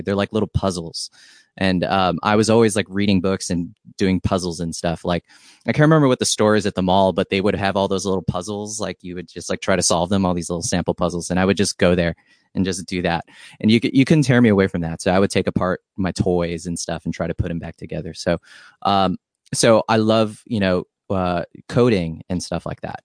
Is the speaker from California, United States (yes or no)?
yes; San Diego, California, United States; also born or lived in Hawaii; I'm from Hawaii, and then I grew up in San Diego